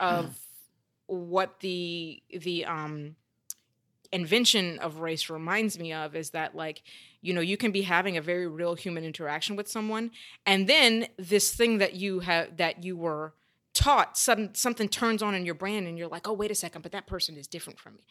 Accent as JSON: {"language": "English", "region": "the South", "country": "United States", "tie": "born or raised there", "said": "growing up in the South"}